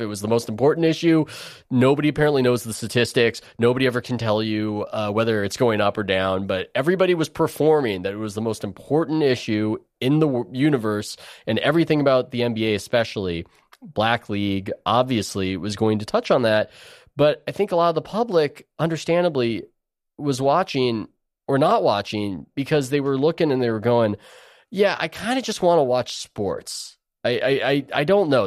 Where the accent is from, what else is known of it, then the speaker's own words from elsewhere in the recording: San Diego, California, United States; I grew up in San Diego